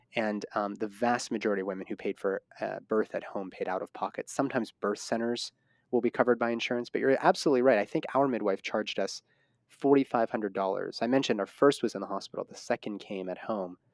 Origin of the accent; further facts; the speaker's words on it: Pittsburgh, Pennsylvania, United States; that's my hometown.